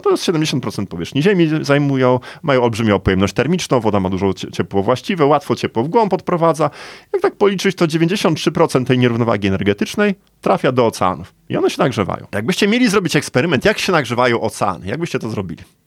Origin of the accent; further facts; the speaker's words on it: Gdańsk, Pomeranian Voivodeship, Poland; Ja jestem z Gdańska. Moje rodzinne miasto